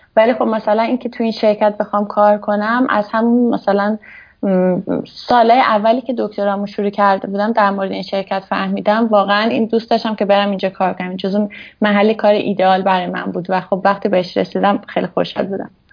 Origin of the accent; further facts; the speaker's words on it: Hamadan, Hamadan Province, Iran; moved away as an adult; also born or lived in Tehran / Tabriz; now in Switzerland; من متولد همدان هستم همدان به دنیا اومدم بعد یه حدود نه سالم اینا که بود با خانوادم اومدیم تهران